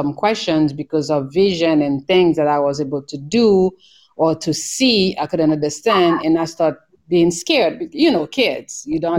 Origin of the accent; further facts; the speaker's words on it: Haiti; moved away as an adult; also born or lived in New York; I was born in Haiti. The island, and in the Caribbean. So I grew up there